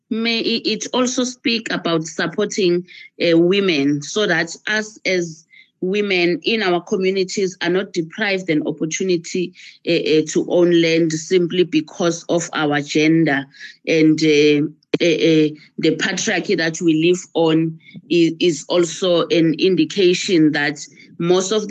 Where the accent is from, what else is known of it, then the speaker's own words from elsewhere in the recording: Ekulindeni, Mpumalanga, South Africa; I'm from Ekulindeni Township in Mpumalanga, a very rural township